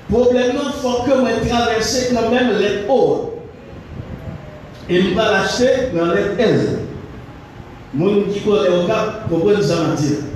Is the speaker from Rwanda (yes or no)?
no; Haiti; en tant qu'haïtien